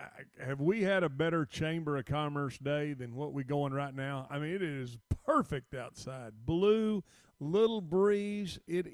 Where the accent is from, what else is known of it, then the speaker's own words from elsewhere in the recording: Lake Travis, Texas, United States; I was brought up on Lake Travis